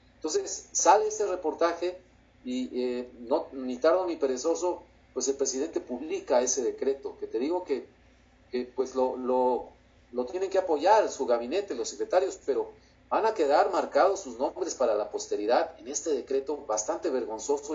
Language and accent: Spanish; Mexico; como ciudadano mexicano